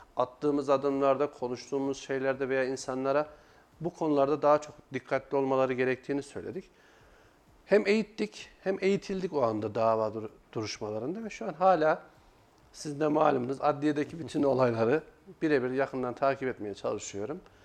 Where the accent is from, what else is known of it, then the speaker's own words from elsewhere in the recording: Kayseri Province, Turkey; ben 1985 Kayseri doğumluyum